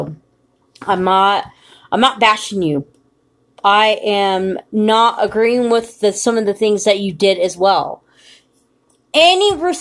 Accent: United States; I'm from the United States of America, and I've lived here my whole entire life.

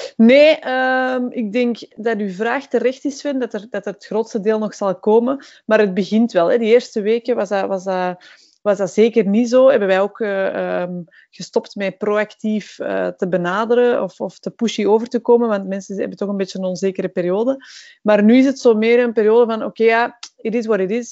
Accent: Belgium; we zeggen dat niet graag als Belgen

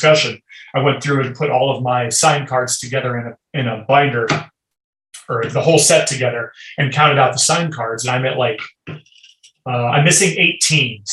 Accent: Cedar Rapids, Iowa, United States; I grew up in Cedar Rapids, Iowa

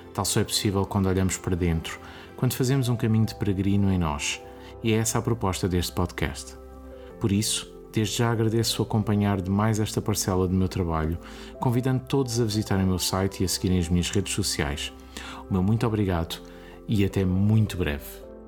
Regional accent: Lisbon, Portugal; Nasci em Lisboa em setembro de 1980.

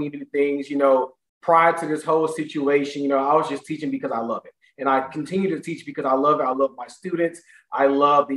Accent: St. Louis, Missouri, United States; similar to a lot of Black males born in the inner cities of St. Louis

